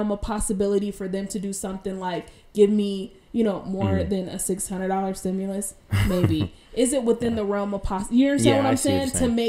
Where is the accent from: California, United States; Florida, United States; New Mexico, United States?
California, United States; I'm not from New York. I was born and raised in California.